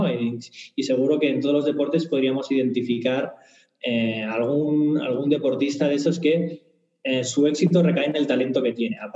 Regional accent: Barcelona, Catalonia, Spain; Eh, soy de Barcelona, eh, soy de Barça.

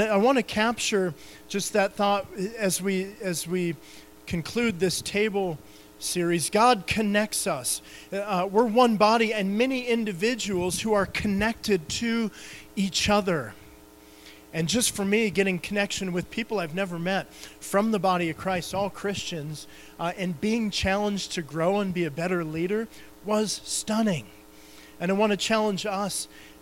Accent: Montana, United States; I'm from Montana

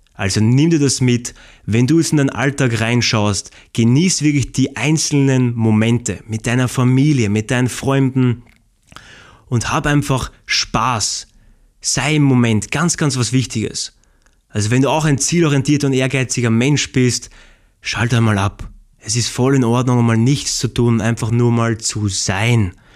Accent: Austria; ich komme aus Österreich

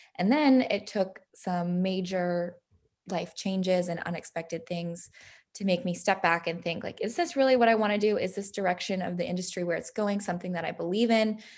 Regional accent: San Diego, California, United States; it was really fun to grow up there

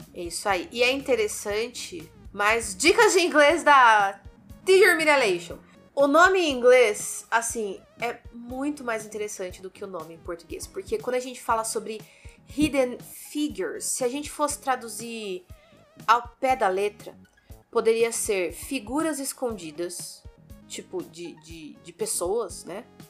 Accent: Brazil; Nós, como moradores do Brasil

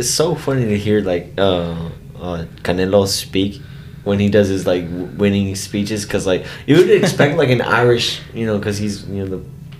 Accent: El Salvador; I was like, sir, I'm from El Salvador.

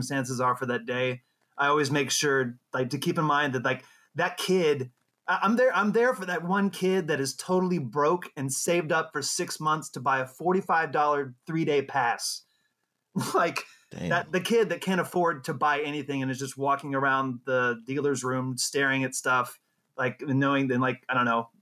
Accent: Jacksonville, Florida, United States; I'm from Jacksonville, Florida, which is a pretty big city

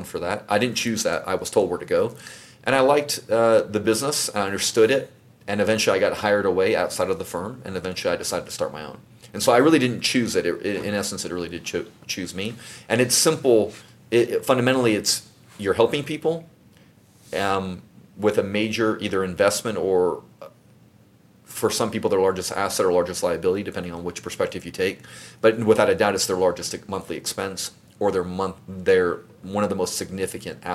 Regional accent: Baytown, Texas, United States; also born or lived in Brooklyn, New York / Houston, Texas; I grew up in Baytown, Texas, and a little bit in Houston, Texas

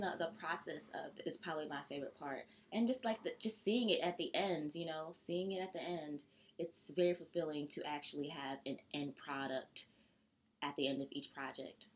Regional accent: Georgia, United States; now in New York, United States; I'm from Georgia

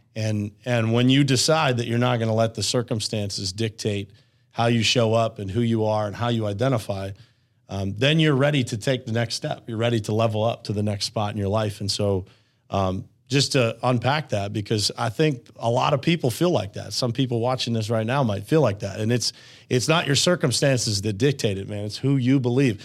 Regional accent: Uniontown, Pennsylvania, United States; born and raised in Uniontown, Pennsylvania

